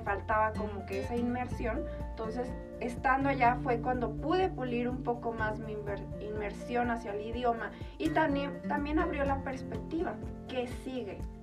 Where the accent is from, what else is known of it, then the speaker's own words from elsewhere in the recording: Chihuahua, Mexico; moved away as an adult; also born or lived in Colorado Springs, United States / Ireland; now in Mexico City, Mexico; yo soy originaria de aquí, de Chihuahua, de la capital